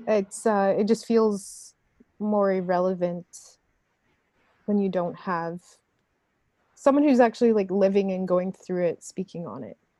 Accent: Saskatoon, Saskatchewan, Canada; when I grew up in Saskatoon when I moved to Canada and went to high school there

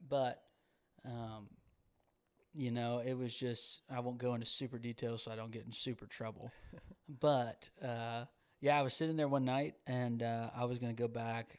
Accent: Georgia, United States; moved away as an adult; now in Nashville, United States; growing up in Georgia

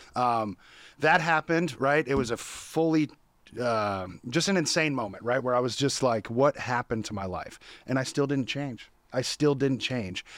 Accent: Sacramento, California, United States; I was born and raised in Sacramento, California

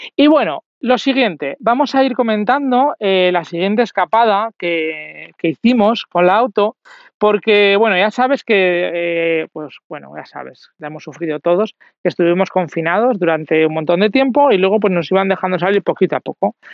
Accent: Zaragoza, Aragon, Spain; yo soy de Zaragoza

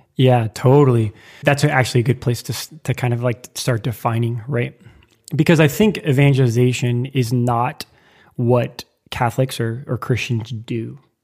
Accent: Lincoln, Nebraska, United States; moved away as an adult; now in New York City, United States; I moved from Nebraska, my hometown, Lincoln, Nebraska.

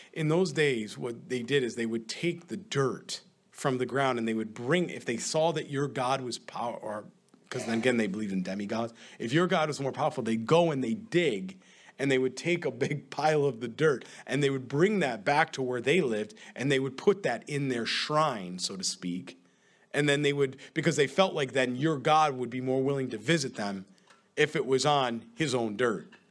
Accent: upstate New York, United States; moved away; When, when my wife and I go back upstate, a lot of times, New York, sometimes they'll have different events or weddings or baptism, and I'll go back into the Catholic Church, right? And certainly there's fond memories there. I mean, I grew up in that church

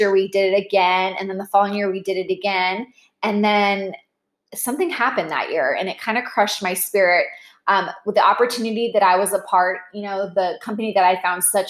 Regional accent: Orlando, Florida, United States

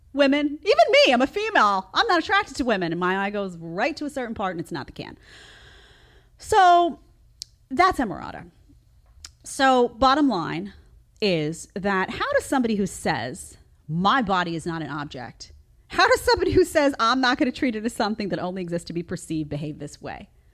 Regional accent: New York City, New York, United States; I grew up in Staten Island, you know, outside of New York and Brooklyn

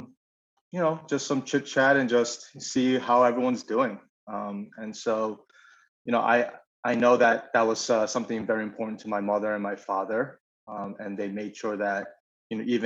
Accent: Syosset, New York, United States; I grew up in Long Island in a small town called Syosset.

